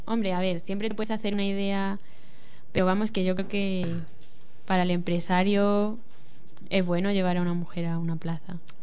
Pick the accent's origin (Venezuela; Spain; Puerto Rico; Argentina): Spain; Toledo, Castilla-La Mancha; soy de Toledo